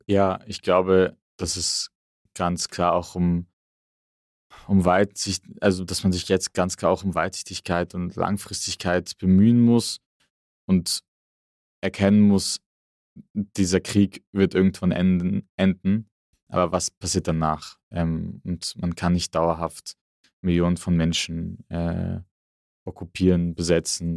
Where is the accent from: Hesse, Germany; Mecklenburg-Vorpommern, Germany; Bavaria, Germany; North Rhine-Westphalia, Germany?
Hesse, Germany; Frankfurt; ich komme aus Frankfurt